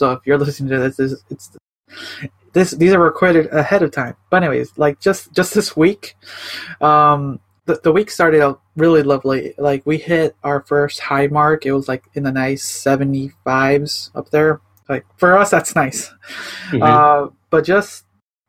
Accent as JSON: {"language": "English", "town": "Chicago", "region": "Illinois", "country": "United States", "tie": "born or raised there", "moved": "yes", "lives_now": "Portland, United States", "said": "I'm originally from Chicago, I moved out to Oregon. I'm, like, near the Portland area."}